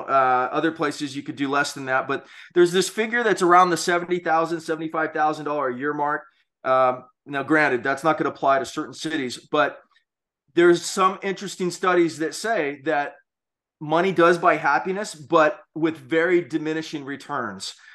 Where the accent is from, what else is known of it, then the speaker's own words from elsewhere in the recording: Hawaii, United States; growing up in Hawaii